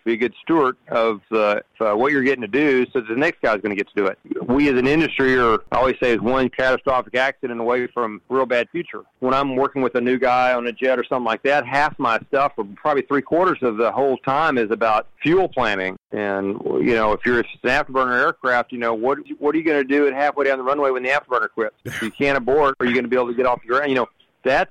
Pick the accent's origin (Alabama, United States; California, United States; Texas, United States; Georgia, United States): Texas, United States; Riesel; also born or lived in Waco, Texas / Breckenridge, Texas; I was born in Waco, Texas. I grew up in a rural setting in Riesel, Texas, where I graduated high school with a class of 29